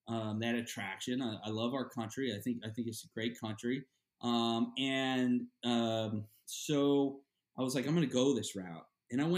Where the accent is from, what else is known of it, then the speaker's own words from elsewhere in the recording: Florida, United States; growing up in Florida at the Sportsman Marina and Lodge